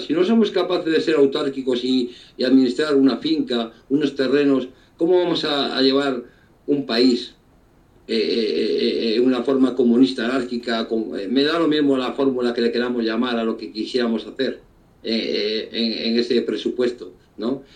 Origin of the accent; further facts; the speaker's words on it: Spain; un pueblo como el nuestro, que ha dado tantos revolucionarios